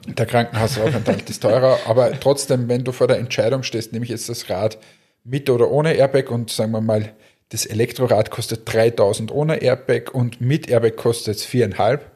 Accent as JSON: {"language": "German", "town": "Linz", "region": "Upper Austria", "country": "Austria", "said": "ich als Linzer"}